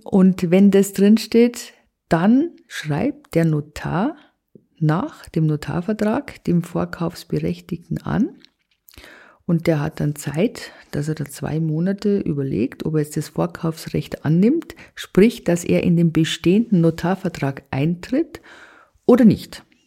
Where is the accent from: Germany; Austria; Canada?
Germany; Bavaria; bei uns in Bayern